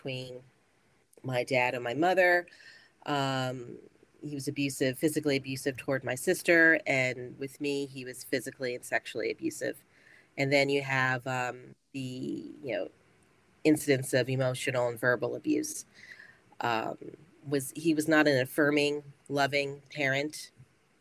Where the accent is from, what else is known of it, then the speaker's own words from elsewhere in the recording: South Central Pennsylvania, United States; I'm a native Pennsylvanian, born and raised in South Central area